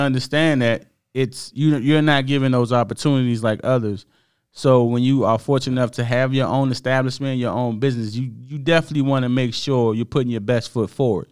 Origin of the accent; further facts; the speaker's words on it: United States; I'm happy I'm from America